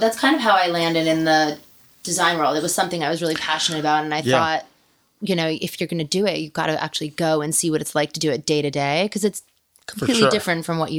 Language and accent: English; northern New Jersey, United States; moved away as an adult; now in Los Angeles, United States; I grew up in northern New Jersey